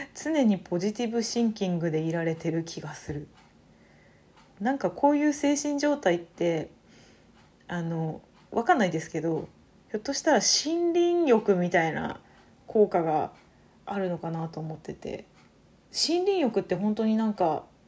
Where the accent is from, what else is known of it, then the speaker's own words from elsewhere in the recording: Saitama, Japan; moved away as an adult; now in Hanamaki, Japan; もともと埼玉出身なんですけど